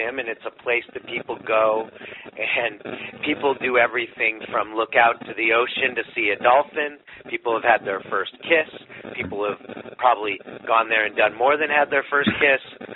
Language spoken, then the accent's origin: English; Los Angeles, California, United States; I'm a guy from Los Angeles in Hollywood